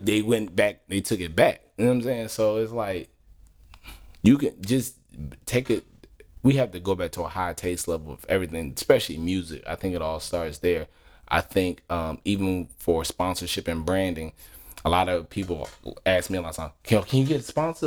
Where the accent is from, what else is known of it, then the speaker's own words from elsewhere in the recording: Philadelphia, Pennsylvania, United States; moved away; I'm, I'm originally from Philly